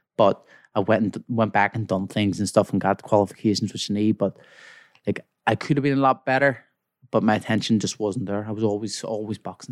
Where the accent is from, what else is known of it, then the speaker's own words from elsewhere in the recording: Belfast, Northern Ireland, United Kingdom; from Belfast, West Belfast